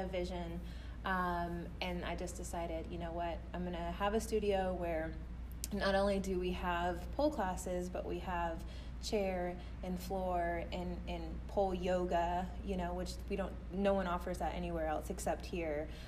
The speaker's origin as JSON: {"language": "English", "town": "Fort Worth", "region": "Texas", "country": "United States", "said": "I'm from Fort Worth"}